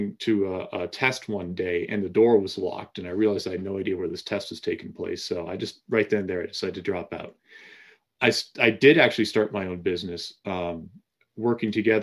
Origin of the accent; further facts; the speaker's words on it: Massachusetts, United States; I grew up in Massachusetts